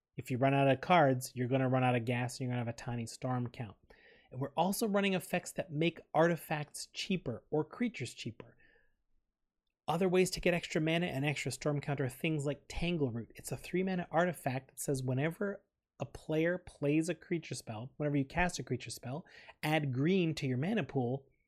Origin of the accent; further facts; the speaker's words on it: Canada; We're proud Canadian podcasters